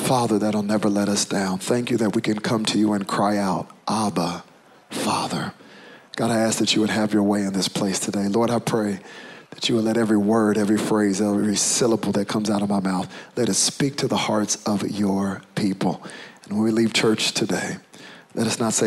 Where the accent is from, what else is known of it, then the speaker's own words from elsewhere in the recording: United States; when your father is African and your mother is American, it's very clear which box you check on the paper. I am African American.